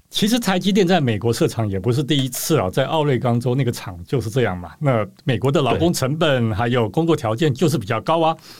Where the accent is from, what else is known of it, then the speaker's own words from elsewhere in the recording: Taiwan; 我们台湾这边当然很多的讨论啊